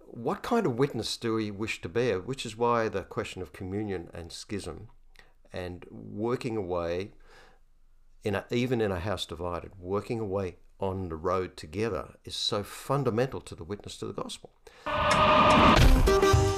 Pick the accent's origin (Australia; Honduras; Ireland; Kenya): Australia; Hunter Valley, New South Wales; I'm a cradle Anglican and I grew up in the Hunter Valley